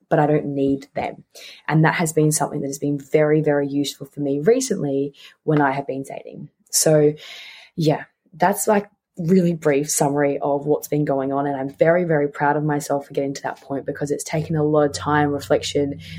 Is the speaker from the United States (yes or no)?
no; Tasmania, Australia; moved away as an adult; also born or lived in Melbourne; I grew up in Tasmania, and I grew up there and I lived there for about 15 years of my life. Because I was born in Melbourne, but I moved